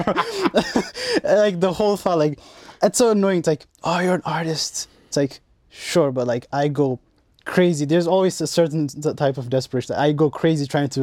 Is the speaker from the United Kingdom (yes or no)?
no; Ethiopia; everything is inspired from my home country. Which is? Ethiopia.